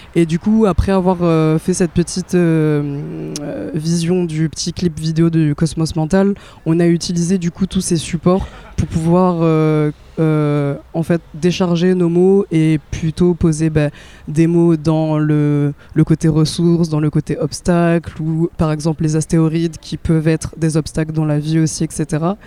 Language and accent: French; France; je suis née en France